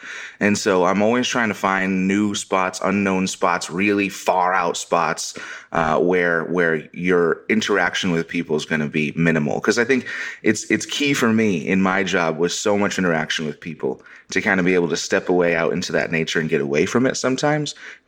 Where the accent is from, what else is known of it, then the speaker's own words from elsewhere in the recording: Connecticut, United States; born there; moved away as an adult; So I'm a Canadian by blood, but I'm the firstborn American, and I was actually born in Connecticut. So I'm an East Coaster, which I think is where I get that bold and brashness from